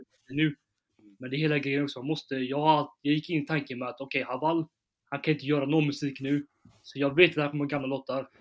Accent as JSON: {"language": "Swedish", "town": "Gothenburg", "region": "Västra Götaland", "country": "Sweden", "said": "i Backa, i Backa där jag kommer från"}